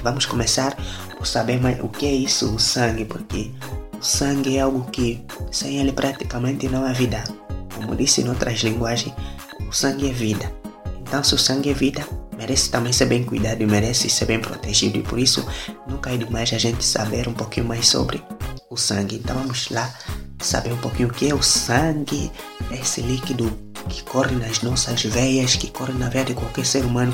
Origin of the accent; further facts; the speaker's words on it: Angola; Sou natural de Angola, sou, sou angolano, africano